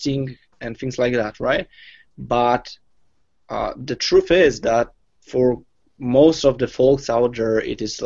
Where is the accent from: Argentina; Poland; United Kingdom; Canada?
Poland; I'm from Poland